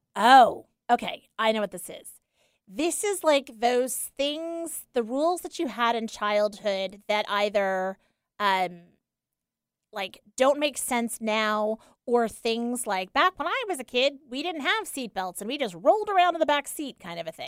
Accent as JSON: {"language": "English", "area": "Long Island", "region": "New York", "country": "United States", "also_born_or_lived": "Saratoga Springs, New York", "moved": "yes", "said": "I'm from Long Island"}